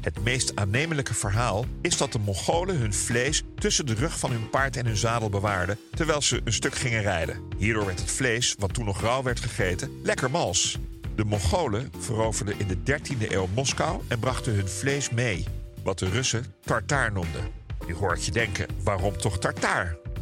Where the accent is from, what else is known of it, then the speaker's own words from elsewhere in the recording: Netherlands; zijn wij Nederlanders